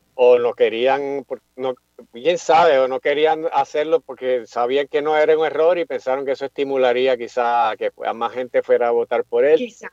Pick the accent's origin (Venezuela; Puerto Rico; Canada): Puerto Rico; Carolina; also born or lived in Mayagüez; yo me crié, nací, me crié aquí en Carolina